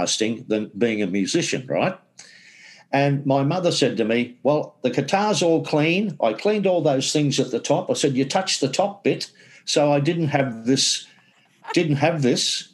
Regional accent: Scarborough, Queensland, Australia; I was brought up in Scarborough, not the Scarborough in England

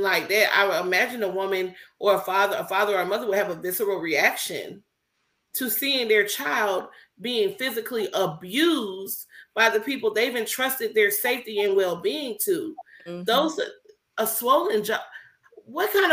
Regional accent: Milledgeville, Georgia, United States; growing up in Milledgeville, Georgia, and dealing with the racism with the staff in my school

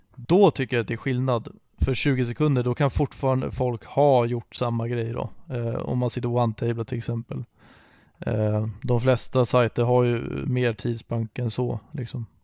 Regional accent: Sweden; som svensk

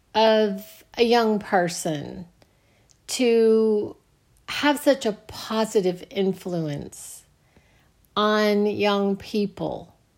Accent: United States

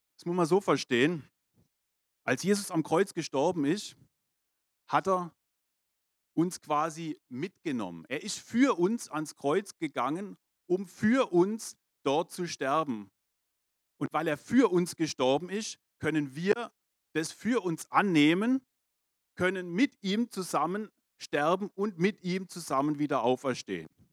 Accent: Germany; Ich bin der Tatsache nach Deutscher

